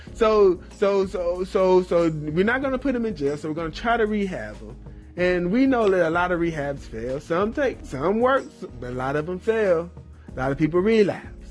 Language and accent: English; North Carolina, United States; even in my hometown, even in my home state of North Carolina